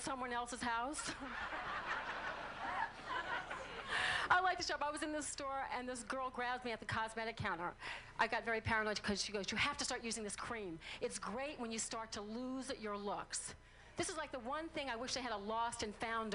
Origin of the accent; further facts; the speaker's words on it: New Orleans, Louisiana, United States; I'm from New Orleans